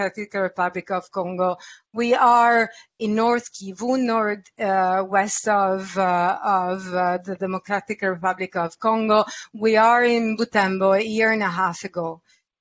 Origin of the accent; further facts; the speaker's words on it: Italy; I come from Italy